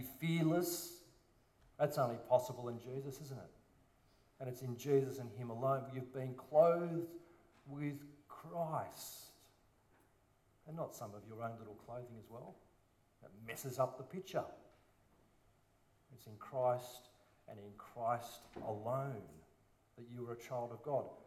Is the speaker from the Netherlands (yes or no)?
no; Sydney, New South Wales, Australia; a silver spooner boy from a private school in the Northern Beaches. Tragic. And my parents drove over to church in Petersham, believe it or not, from Collaroy.